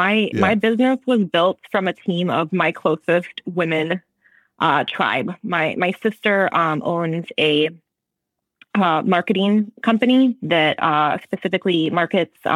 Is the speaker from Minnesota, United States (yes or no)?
yes; Minnesota, United States; moved away as an adult; now in San Luis Obispo, United States; I'm originally from Minnesota